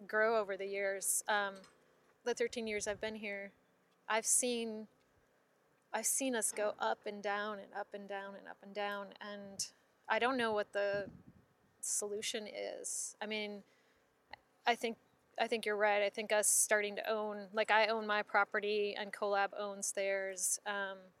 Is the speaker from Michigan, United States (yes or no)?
no; Minneapolis, Minnesota, United States; moved away as an adult; now in Austin, United States; I'm from Minneapolis, Minnesota